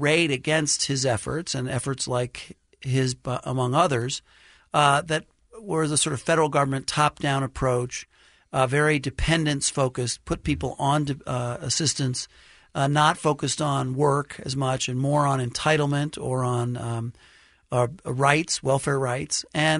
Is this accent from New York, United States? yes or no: yes; New York City, New York, United States; So I grew up in Brooklyn, New York